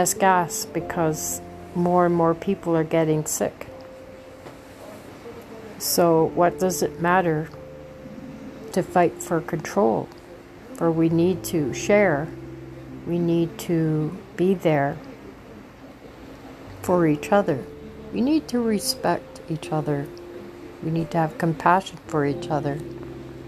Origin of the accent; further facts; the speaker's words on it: Canada; I am a Canadian